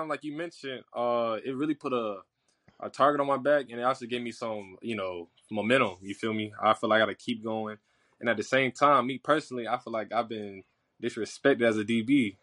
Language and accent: English; Florida, United States; moved away as an adult; now in Jackson, United States; I'm from Florida